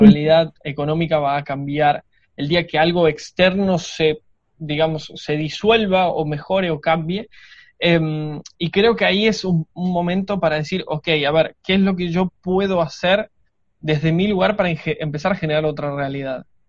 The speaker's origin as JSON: {"language": "Spanish", "country": "Argentina"}